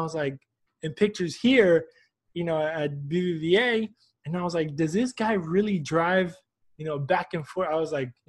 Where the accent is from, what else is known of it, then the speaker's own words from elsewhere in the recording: Houston, Texas, United States; I grew up here in Houston. You know, I'm Argentinian, but I grew up here in Houston.